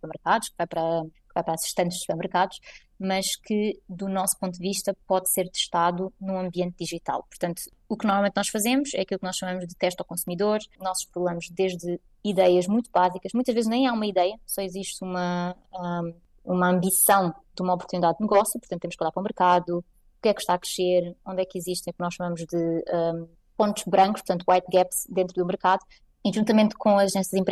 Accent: Portugal; now in Munich, Germany; Eu, enquanto portuguesa, posso votar naquilo que creio que faz mais sentido para mim

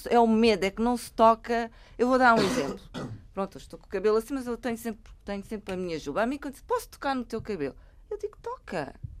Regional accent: Angola; eu sou angolana, sou humorista angolana

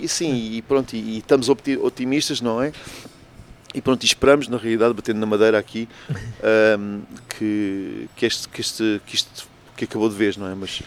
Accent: Portugal; moved away as an adult; Eu saí de Portugal propriamente quando tinha 19 anos e até aos 19 anos passei muito tempo e conheci muito

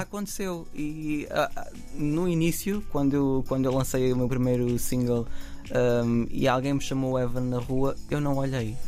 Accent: Samora Correia, Santarém District, Portugal; minha terra, portanto, na Venta e Samora Correia

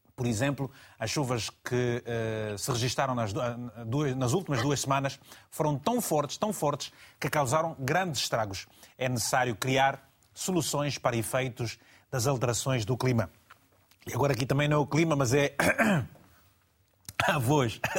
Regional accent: Malanje, Angola; now in Lisbon, Portugal; até Malange, a minha terra, em Angola

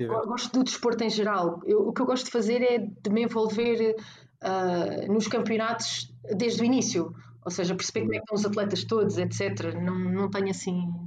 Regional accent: Porto, Porto District, Portugal; Mel, e como eu sou do Porto, acabou por ser eh, ter uma simbologia diferente

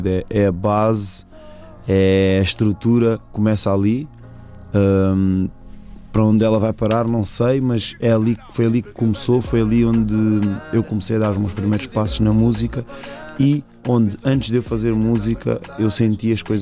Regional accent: Mozambique; now in Portugal; Então, sou moçambicano, tipo pessoal não está habituado a, a, a, conviver com tantos moçambicanos

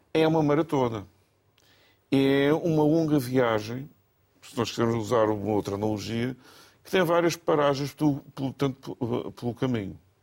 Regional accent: Portugal; eu sou ilhéu, portanto, de nascença

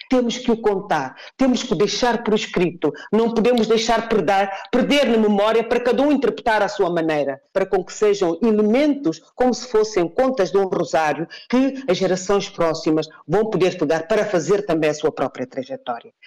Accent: Guinea-Bissau; não sou guinense apenas porque nasci na Guiné-Bissau

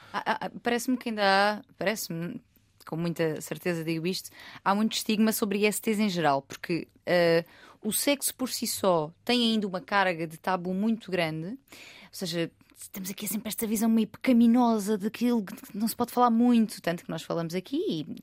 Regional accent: Algarve, Portugal; moved away; o exemplo da minha terra, eu sou algarvia

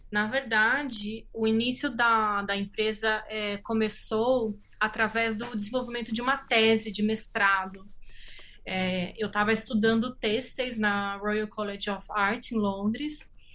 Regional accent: São Paulo, Brazil; sou do estado de São Paulo, né? Eu sou brasileira e italiana.

